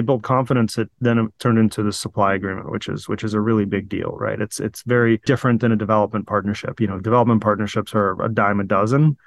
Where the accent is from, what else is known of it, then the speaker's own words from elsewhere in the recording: Virginia, United States; moved away as an adult; also born or lived in Sevastopol, Crimea / Saint Petersburg, Russia; now in California, United States; I grew up in, in, in Virginia through high school